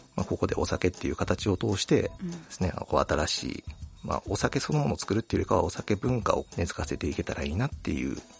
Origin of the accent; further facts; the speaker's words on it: Ehime, Japan; もともと愛媛県出身なんですけど